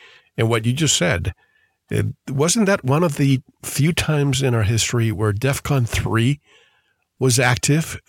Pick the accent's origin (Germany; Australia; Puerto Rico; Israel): Puerto Rico; the island where I grew up in Puerto Rico